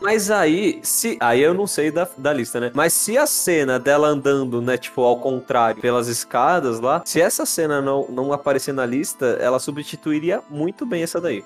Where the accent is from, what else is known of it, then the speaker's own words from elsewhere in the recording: Brazil; a gente é brasileiro